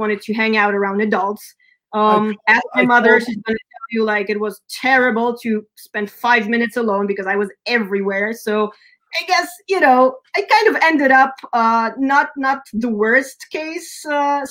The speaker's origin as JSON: {"language": "English", "town": "San Diego", "region": "California", "country": "United States", "tie": "born or raised there", "also_born_or_lived": "Sweden", "moved": "yes", "said": "I was raised in California, and as a kid, you know, we would travel over summer or throughout the years living over there. It was around 4 years in San Diego"}